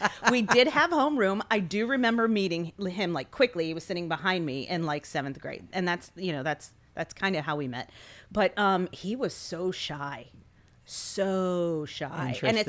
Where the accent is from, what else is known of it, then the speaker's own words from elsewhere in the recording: Maryland, United States; My parents were not ready to send me that far away because I grew up in Maryland, in Washington, D.C. area.